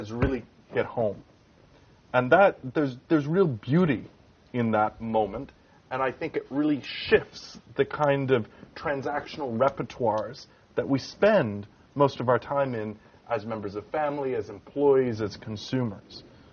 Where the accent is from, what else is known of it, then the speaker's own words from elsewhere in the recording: Canada; as a Canadian